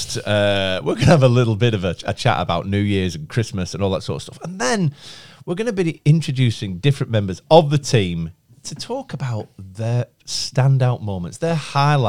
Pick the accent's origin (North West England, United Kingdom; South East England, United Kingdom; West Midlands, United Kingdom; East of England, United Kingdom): North West England, United Kingdom; Chorley; I'm 38 from Chorley